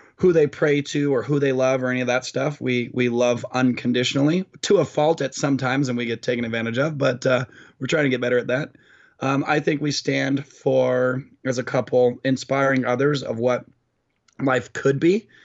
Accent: Orange County, California, United States; Orange County, California

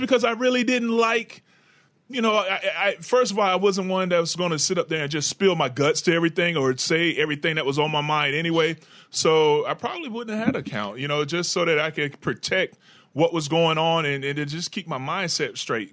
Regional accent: Florida, United States; in Jacksonville in my home state

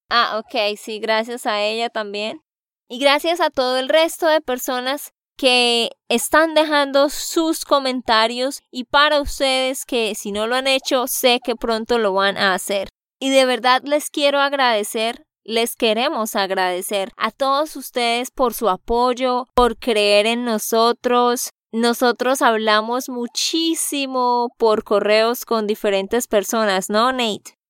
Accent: Santander, Colombia; de Santander, Colombia

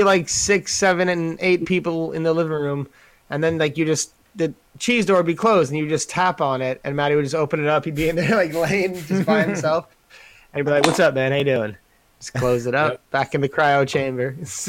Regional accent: New York, United States; because I'm from New York and I'm a little rough around the edges in some places.

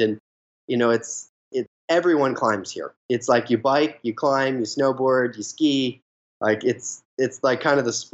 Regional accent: New Jersey, United States; me growing up in New Jersey

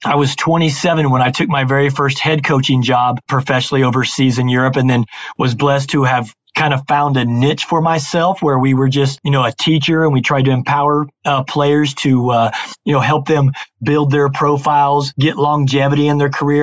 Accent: Indiana, United States; Born and raised in Indiana, which is very, very serious about their basketball

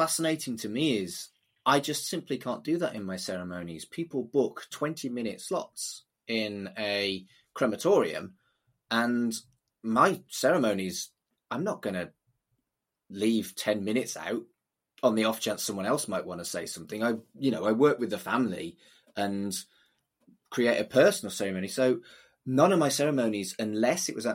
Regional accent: United Kingdom; as a Brit

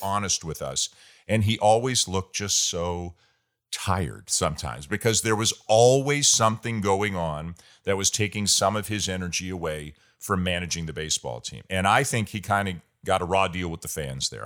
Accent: Toronto, Ontario, Canada; I'm from Toronto and I'm a Maple Leafs fan

